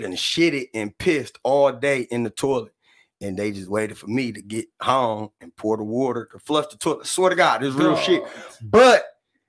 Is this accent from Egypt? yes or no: no; Detroit, Michigan, United States; I grew up right across the street from Finney High School back then